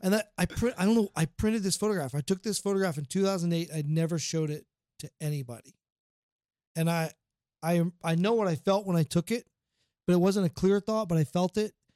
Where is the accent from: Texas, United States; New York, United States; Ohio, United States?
Ohio, United States; Portsmouth; Portsmouth, Ohio. It's my hometown